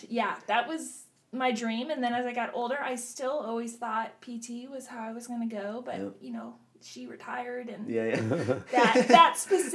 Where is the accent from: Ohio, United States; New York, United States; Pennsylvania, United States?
Ohio, United States; Wadsworth; moved away as an adult; also born or lived in West Palm Beach, Florida; now in Florida, United States; I am from Wadsworth, Ohio, which is a suburb of Cleveland.